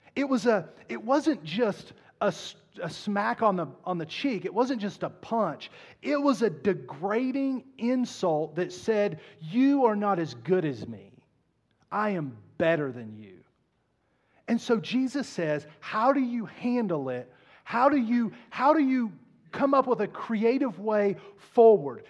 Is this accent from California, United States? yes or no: no; Southern West Virginia, United States; I was raised in Southern West Virginia